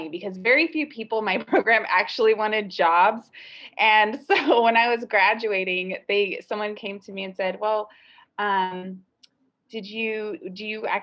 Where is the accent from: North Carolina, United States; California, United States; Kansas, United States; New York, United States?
California, United States; Los Angeles; I grew up in the South Bay, and it wasn't very urban where I grew up, and it was pretty much a suburban beach town lifestyle